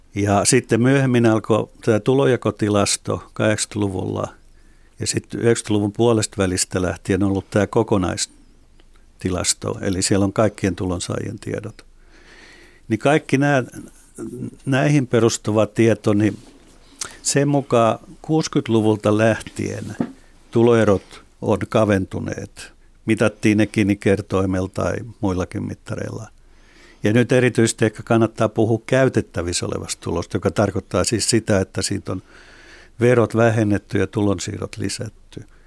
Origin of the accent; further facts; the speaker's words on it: Espoo, Uusimaa, Finland; itse olen Espoosta